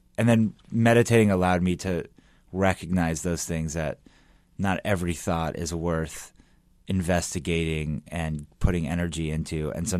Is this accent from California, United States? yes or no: yes; Los Angeles, California, United States; moved away as an adult; also born or lived in New York; I'm from Los Angeles.